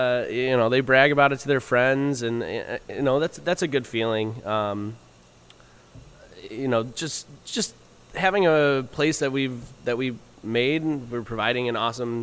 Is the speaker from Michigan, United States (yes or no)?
no; Parma, Ohio, United States; also born or lived in Kent, Ohio / Cleveland, Ohio; I grew up in Parma is where I'm from